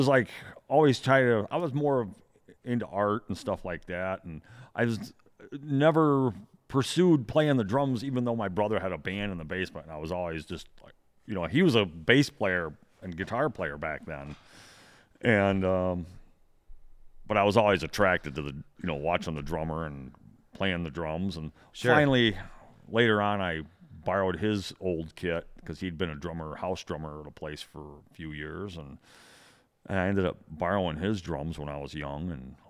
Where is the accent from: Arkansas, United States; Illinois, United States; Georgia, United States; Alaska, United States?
Illinois, United States; Rockford; I've been born and raised in Rockford, Illinois. Yeah. Home of the S-Wing Hammer and Mrs. Fisher's Potato Chips.